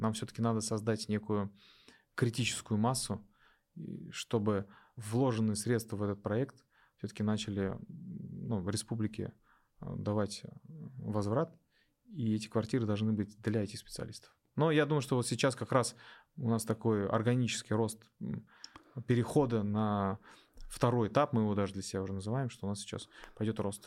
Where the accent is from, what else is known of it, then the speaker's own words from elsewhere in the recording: Neftekamsk, Bashkortostan, Russia; moved away as an adult; also born or lived in Ufa; now in Innopolis, Russia; Я в Нефтекамске э, практически все детство провел